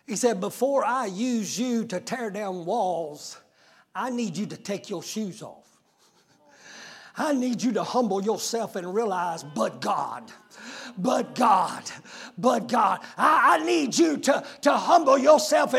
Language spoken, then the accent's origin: English; United States; I'm an American second.